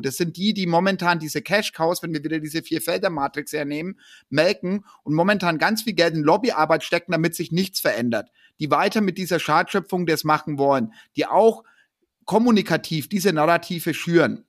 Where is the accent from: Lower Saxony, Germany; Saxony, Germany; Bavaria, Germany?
Bavaria, Germany; Ansbach; in Ansbach, wo ich herkomme